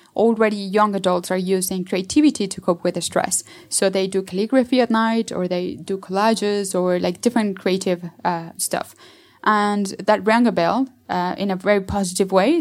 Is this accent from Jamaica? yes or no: no; Mexico City, Mexico; I'm from Mexico City